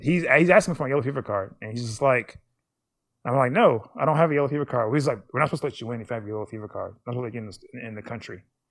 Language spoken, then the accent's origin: English; United States; They know I'm American.